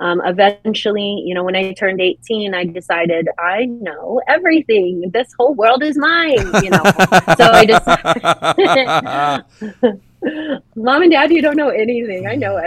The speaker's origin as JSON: {"language": "English", "region": "New Hampshire", "country": "United States", "tie": "born there", "said": "When I was very young, I was born in New Hampshire on an Air Force base."}